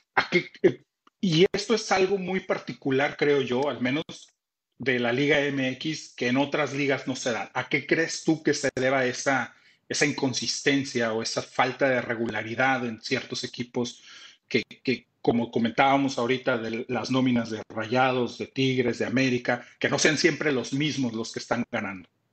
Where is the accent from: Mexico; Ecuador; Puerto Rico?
Mexico; Tampico, Tamaulipas; also born or lived in Monterrey; mi compadre … y yo somos de Tampico, somos jaivos